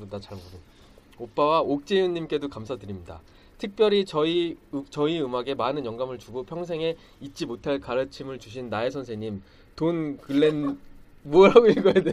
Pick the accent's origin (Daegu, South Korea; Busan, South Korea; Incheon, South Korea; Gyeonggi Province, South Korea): Daegu, South Korea; 저는 대구 사람. 대구 사람.